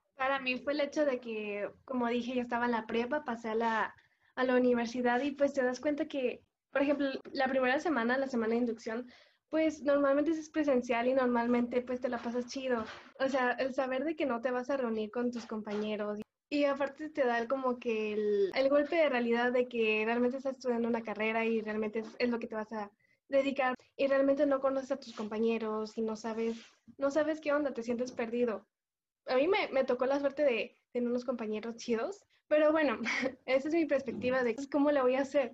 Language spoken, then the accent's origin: Spanish; Cocula, Jalisco, Mexico; soy de Cocula, Jalisco